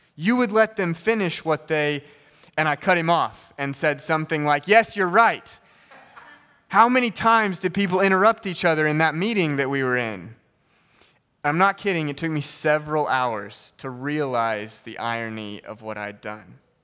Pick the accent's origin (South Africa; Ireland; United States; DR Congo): United States; as an American